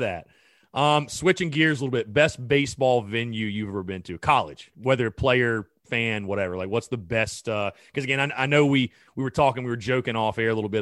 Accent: North Augusta, South Carolina, United States; North Augusta, my hometown

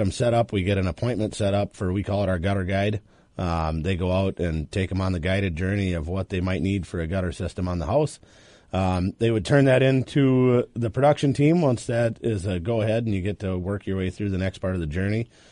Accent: Iowa, United States; now in Minnesota, United States; I'm actually from Iowa originally

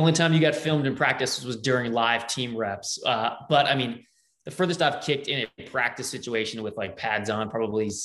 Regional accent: Miami, Florida, United States; I'm a Dolphins fan from growing up. I mean, I'm from Miami

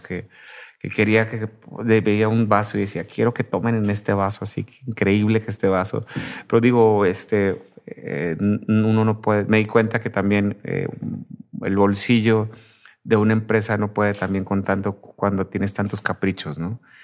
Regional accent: Tijuana, Baja California, Mexico; yo soy de Tijuana

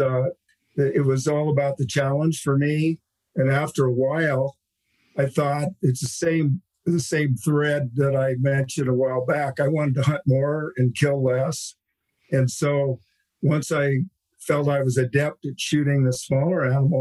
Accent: California, United States; I grew up in California

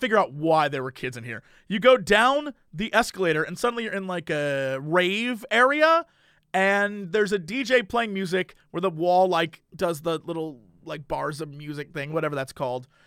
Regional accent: United States; I'm an American

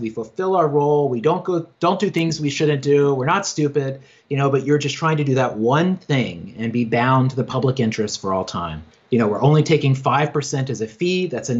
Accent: Virginia, United States; now in New York, United States; I grew up in Southwest Virginia on a farm. I grew up Christian, evangelical Christian, and like had no neighbors, just read books all the time, and like dreamed of being a writer and was always on that path, like moved to New York

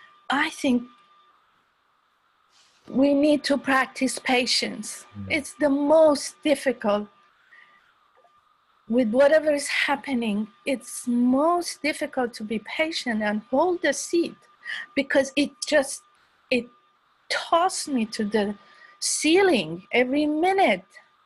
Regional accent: Iran; moved away; I'm from Iran

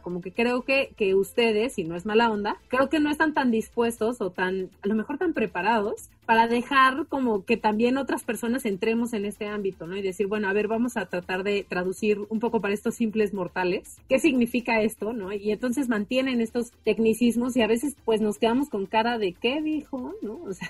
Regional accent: Mexico; first language Spanish; es nuestra lengua nativa

